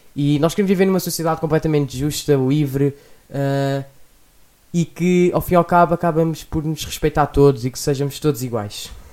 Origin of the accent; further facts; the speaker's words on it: Lisbon, Portugal; sou de Lisboa